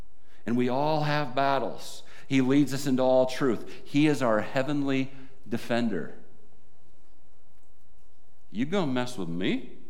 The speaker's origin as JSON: {"language": "English", "region": "South Dakota", "country": "United States", "lives_now": "Iowa, United States", "said": "I came from South Dakota and I thought they were the frozen chosen. It's cold up there, right?"}